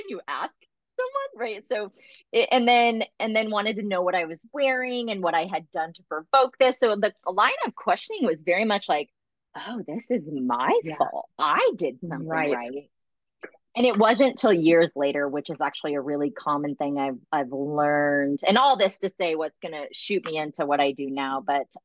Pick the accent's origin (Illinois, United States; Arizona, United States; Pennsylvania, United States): Arizona, United States; I grew up in Arizona